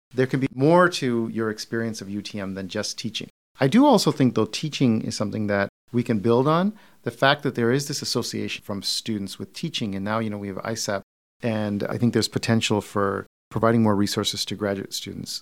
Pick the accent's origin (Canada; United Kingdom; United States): United States; Detroit, Michigan; I'm from Detroit.